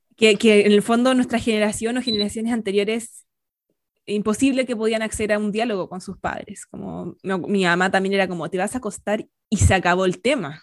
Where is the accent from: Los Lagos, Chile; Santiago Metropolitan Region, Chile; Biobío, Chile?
Santiago Metropolitan Region, Chile; Santiago; crecí en Las Condes